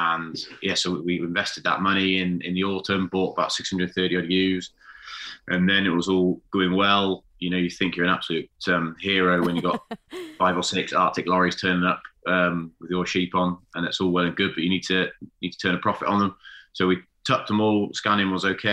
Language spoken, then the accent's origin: English; Gloucestershire, South West England, United Kingdom; moved away as an adult; now in Welshpool, United Kingdom; I'm originally from Gloucestershire.